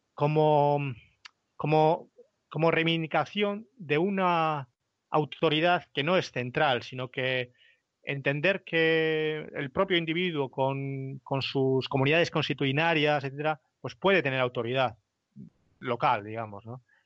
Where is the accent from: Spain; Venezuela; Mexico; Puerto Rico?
Spain; nosotros como españoles que compartimos una cosmovisión